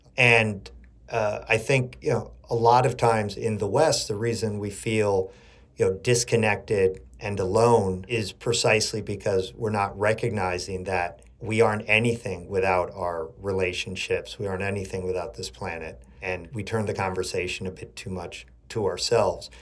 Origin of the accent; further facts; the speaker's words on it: Chile; I grew up in Chile. My mother's American and my father's Chilean